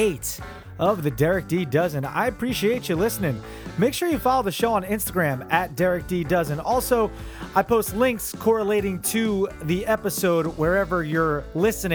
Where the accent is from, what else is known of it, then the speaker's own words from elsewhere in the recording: New Jersey, United States; I grew up by the beach in Jersey.